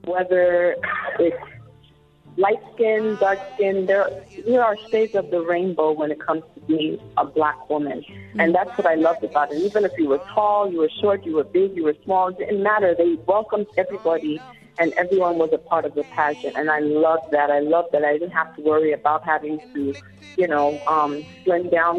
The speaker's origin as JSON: {"language": "English", "town": "New York City", "region": "New York", "country": "United States", "tie": "born or raised there", "said": "I actually grew up in, in the Bronx"}